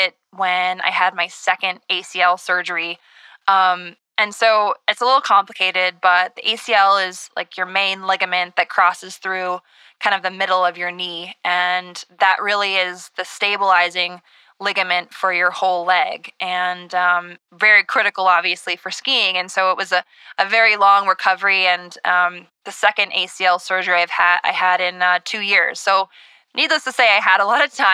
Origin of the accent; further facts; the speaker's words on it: Minnesota, United States; I'm from Minnesota